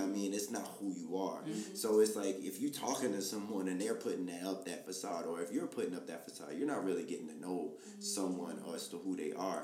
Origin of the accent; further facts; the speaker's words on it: Baltimore, Maryland, United States; I'm from Baltimore